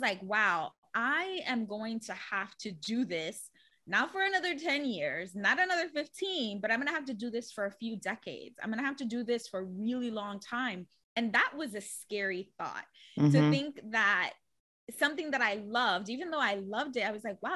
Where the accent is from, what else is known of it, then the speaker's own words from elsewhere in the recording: New York City, New York, United States; I'm born and raised in the Bronx